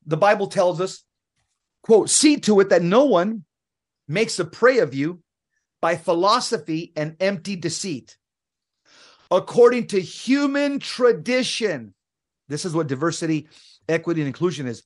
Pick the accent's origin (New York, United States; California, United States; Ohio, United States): California, United States; San Fernando; I grew up in Southern California, in the most violent neighborhood in California in the seventies.